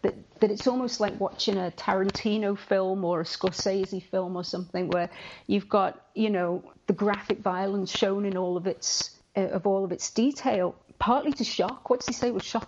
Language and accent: English; England, United Kingdom; I read these rumors as an English person